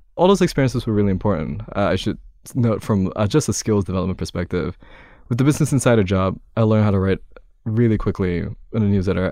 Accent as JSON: {"language": "English", "region": "Kuala Lumpur", "country": "Malaysia", "moved": "as an adult", "lives_now": "New York, United States", "said": "I'm from Kuala Lumpur, Malaysia originally"}